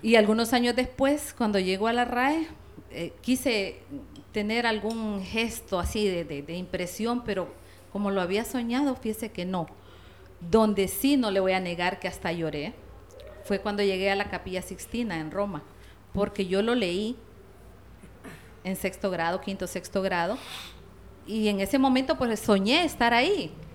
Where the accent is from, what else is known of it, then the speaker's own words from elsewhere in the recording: La Paz, Honduras; Soy de La Paz.